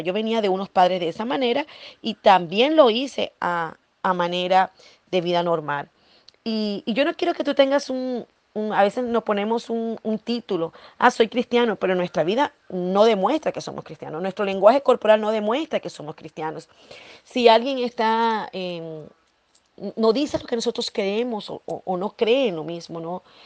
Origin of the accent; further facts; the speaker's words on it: Ciudad Guayana, Bolívar, Venezuela; also born or lived in Margarita Island (family origin); estaba en Guayana, la ciudad donde yo nací, crecí